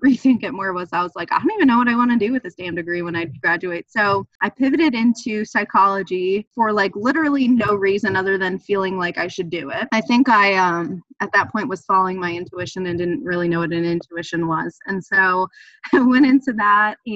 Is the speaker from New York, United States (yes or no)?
yes; New York City, New York, United States; moved away as an adult; also born or lived in New Haven; I'm from New York City